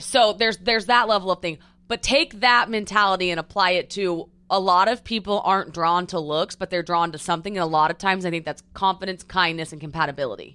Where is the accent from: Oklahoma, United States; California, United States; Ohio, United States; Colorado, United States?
Oklahoma, United States; Edmond; moved away as an adult; also born or lived in Newport Beach; Born, raised Oklahoma City, Edmond, Oklahoma